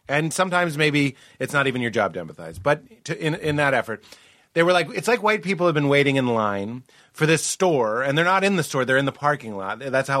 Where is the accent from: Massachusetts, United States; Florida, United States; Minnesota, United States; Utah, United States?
Massachusetts, United States; Boston; growing up in Boston